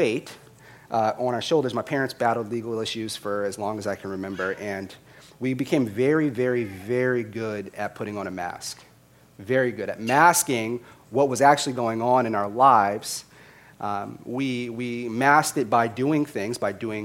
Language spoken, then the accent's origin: English; Las Vegas, Nevada, United States; also born or lived in Boston, Massachusetts; while being born in Boston, I was raised in Las Vegas. So I was raised in Las Vegas, Nevada.